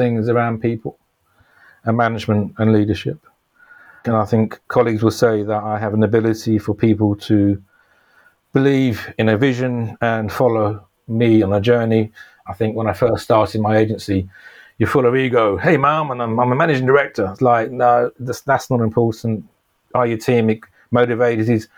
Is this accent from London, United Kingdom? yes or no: yes; London, United Kingdom; I grew up in North London, a place called Palmer's Green